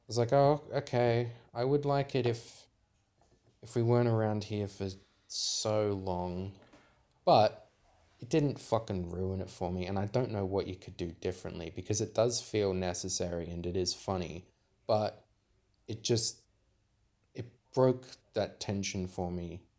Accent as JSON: {"language": "English", "country": "Australia", "said": "we're Australian"}